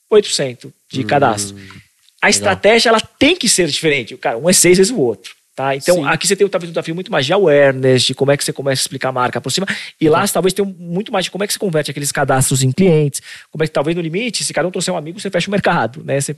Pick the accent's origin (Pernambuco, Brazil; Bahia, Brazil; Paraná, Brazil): Pernambuco, Brazil; Recife; Então, pô, sou do Recife aqui e tal, tudo mais